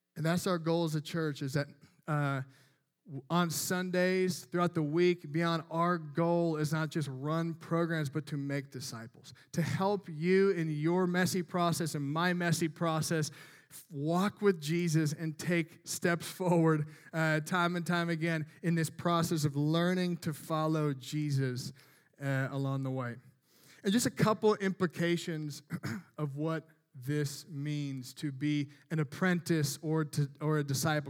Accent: Midwest, United States; I'm from the Midwest

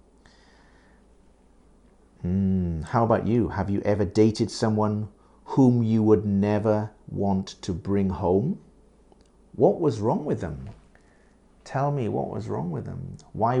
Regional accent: United Kingdom; now in Japan; I live in Japan, yes, but I'm British.

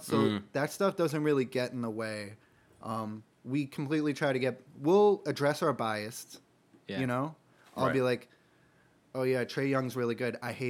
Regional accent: Boston, Massachusetts, United States; We're Celtics fans. We're from Boston for the most part. We're Celtics fans.

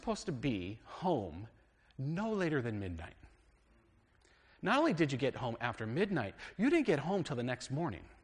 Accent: United States; We're American Christians. We are very much American Christians

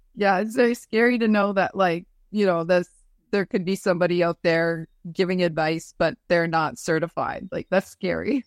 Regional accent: Hearst, Ontario, Canada; my hometown in Hearst

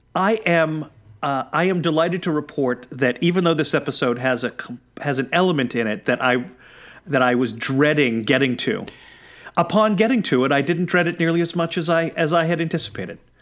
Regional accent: New England, United States; I was born in New England

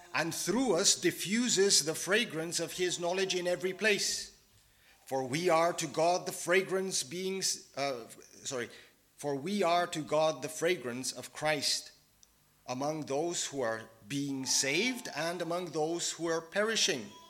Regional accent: Bulgaria; moved away; I'm from Bulgaria originally.

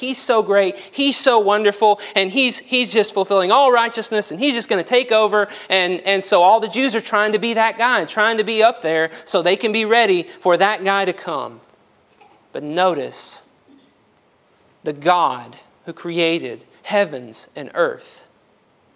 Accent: Union Hill, Alabama, United States; From a dirt road in Union Hill, Alabama, nobody knows. Went to Brewer High School.

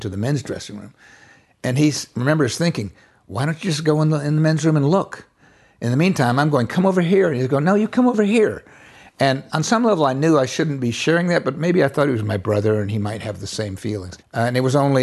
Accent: Bonifay, Florida, United States; I was raised in the Florida Panhandle, an area some people call Florabama

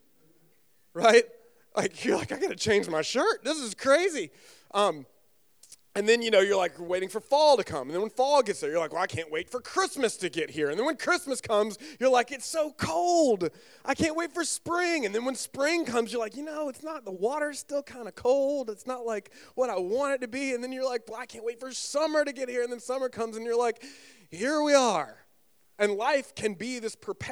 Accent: North Carolina, United States; also born or lived in Southern Virginia; now in Virginia, United States; I grew up actually in North Carolina

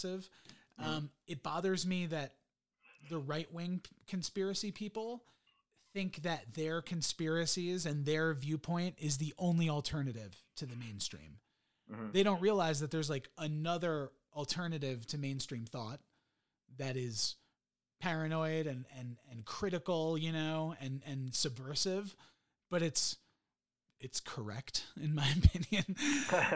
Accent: United States; I was born in the US

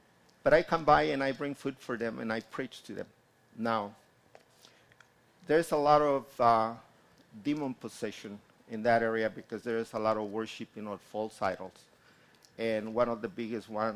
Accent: Guanajuato, Mexico; moved away; I finally went to my hometown in Guanajuato and got to see my family

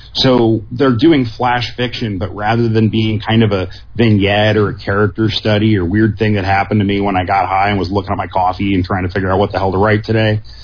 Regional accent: San Diego, California, United States; growing up in San Diego

